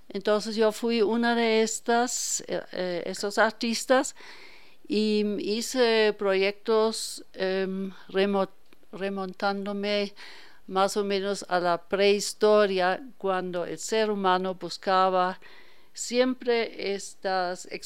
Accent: Hanover, Lower Saxony, Germany; Yo soy alemana.

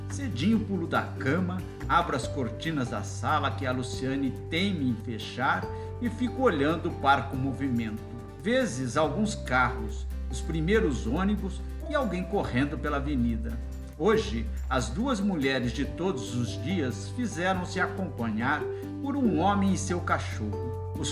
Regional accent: Águas da Prata, São Paulo, Brazil; confesso, estou com saudades da roça. Sou de Águas

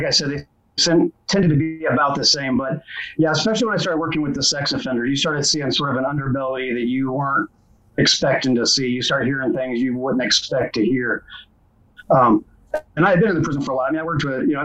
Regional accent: Indianapolis, Indiana, United States; I grew up in Indianapolis

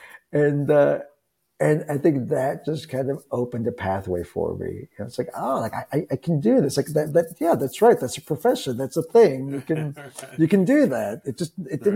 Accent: Texas, United States; I grew up in Texas

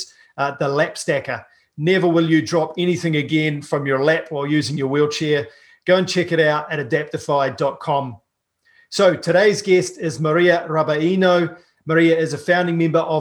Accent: New Zealand; I'm a paraplegic from New Zealand

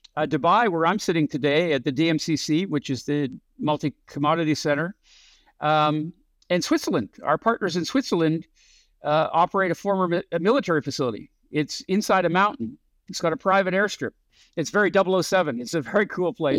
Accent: Canada; moved away as an adult; also born or lived in San Francisco; I grew up in Canada

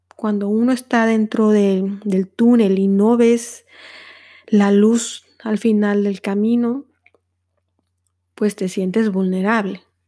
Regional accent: Mexico; moved away as an adult; now in Netherlands; soy una mexicana a quien el amor la trajo a los Países Bajos

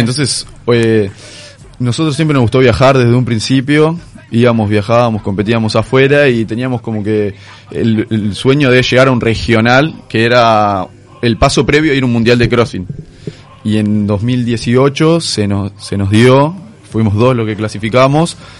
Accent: Uruguay

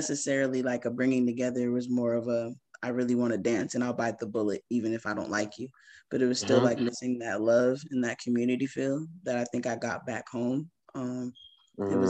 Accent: Connecticut, United States; now in Charlotte, United States; where I'm from Connecticut

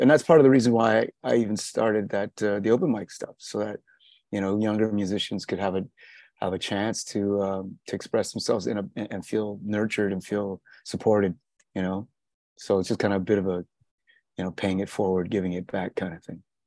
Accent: South Africa; moved away; I was born in South Africa

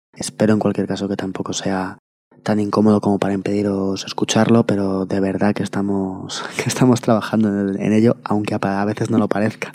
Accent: Madrid, Community of Madrid, Spain; Nosotros somos de Madrid

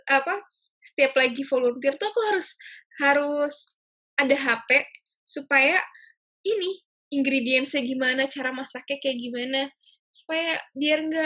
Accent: Jakarta, Indonesia; Contoh nih, aku kan orang Jakarta.

